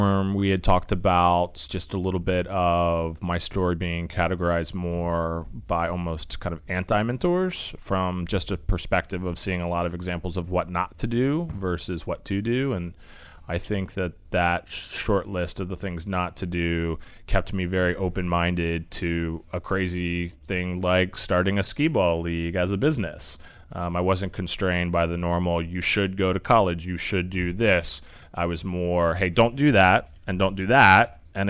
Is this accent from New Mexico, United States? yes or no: no; Alexandria, Virginia, United States; I am from the D.C. area. I was born in Alexandria inside the Beltway.